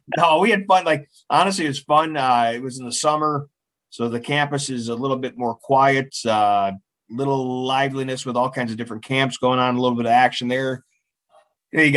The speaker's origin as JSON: {"language": "English", "country": "United States", "said": "I'm American. Is that better? America. I'm from America."}